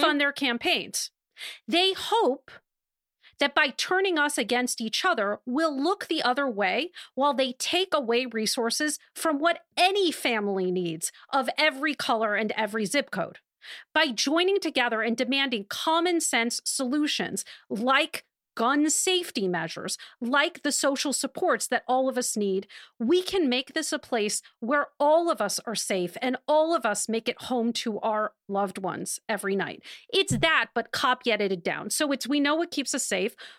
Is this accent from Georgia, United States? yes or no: no; Wisconsin, United States; Wisconsin, an incredibly important battleground, also coincidentally my home state